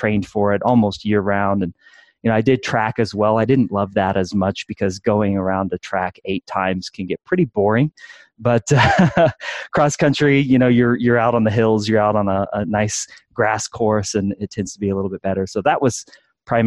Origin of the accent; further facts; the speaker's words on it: Midwest, United States; now in Colorado, United States; Born and raised in the Midwest here in the United States, now currently living in beautiful Colorado